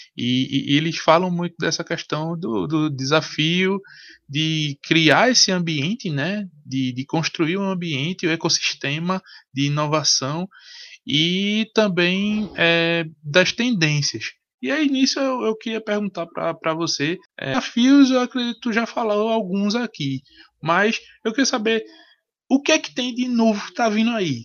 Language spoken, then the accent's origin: Portuguese; Pernambuco, Brazil; nordestino, como pernambucano